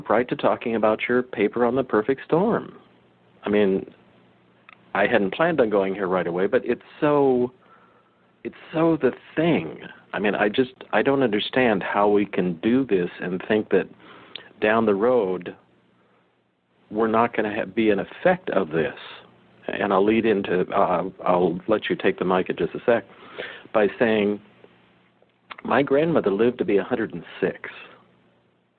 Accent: Monterey Peninsula, California, United States; as a kid, I grew up on the Monterey Peninsula

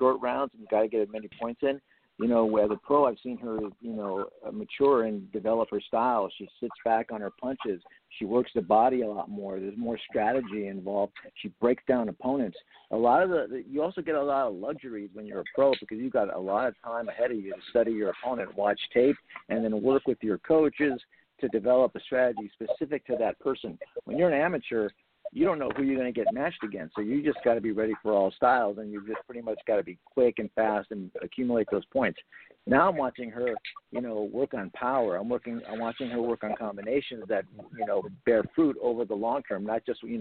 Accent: El Monte, California, United States; also born or lived in Los Angeles; born and raised. I was born in Los Angeles, grew up in El Monte, Montebello, and then have lived more on the west side most of my adult life

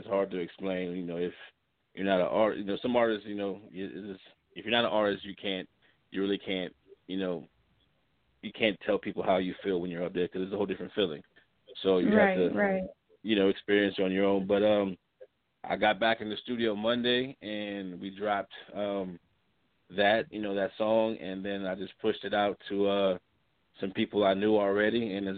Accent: Baton Rouge, Louisiana, United States; also born or lived in Lafayette, Louisiana; now in Kansas City, United States; I'm originally from Louisiana, Lafayette born, raised in Baton Rouge

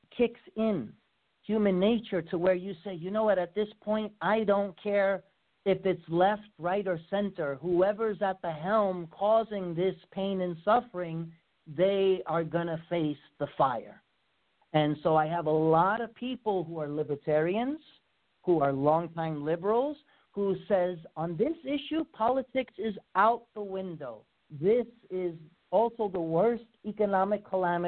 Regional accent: New York's 16th congressional district, United States; moved away; That is my former congressional district. I was born and raised in District 16

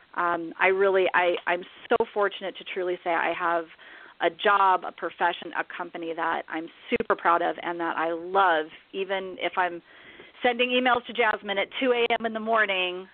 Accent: Omaha, Nebraska, United States; moved away as an adult; also born or lived in Southern California; now in Scottsdale, United States; I was born and raised in Omaha, Nebraska

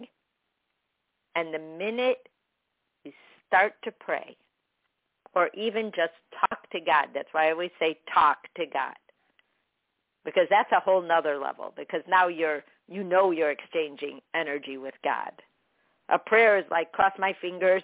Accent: Chicago, Illinois, United States; I grew up with her in Chicago

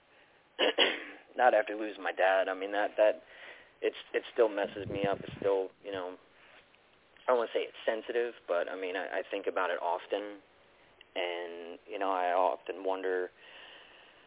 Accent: Baltimore, Maryland, United States; moved away as an adult; now in North Carolina, United States; I'm originally from Baltimore, so I moved down to North Carolina

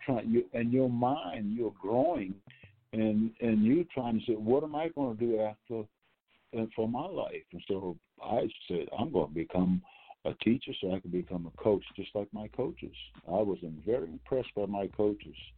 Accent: North Charleston, South Carolina, United States; I'm from North Charleston, South Carolina

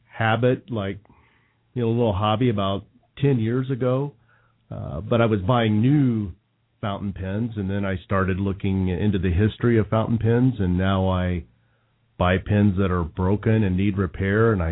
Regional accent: Indiana, United States; moved away; So maybe that was growing up in Indiana.

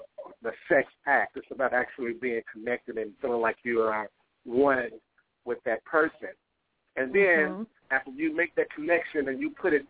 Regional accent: Louisville, Kentucky, United States; I'm from Louisville, Kentucky.

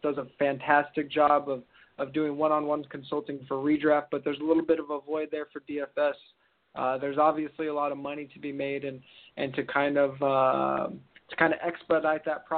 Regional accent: California, United States; I'm from California

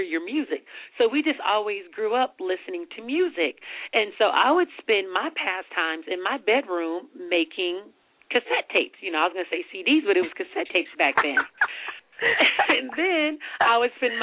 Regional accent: Richmond, California, United States; I grew up in Richmond, California

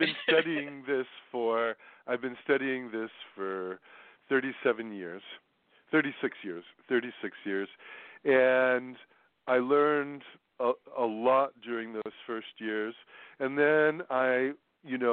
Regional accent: New York, United States; New York. That's my hometown

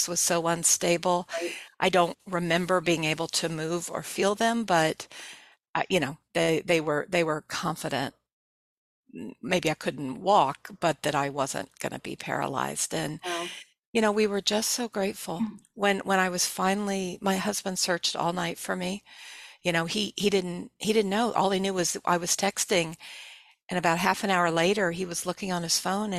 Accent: Texas, United States; moved away; I grew up in Texas

